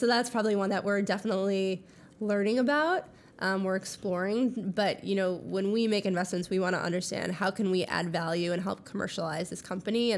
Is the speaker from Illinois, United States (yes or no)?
no; Minnesota, United States; moved away; I'm from Minnesota, which you can really only hear when I say I'm from Minnesota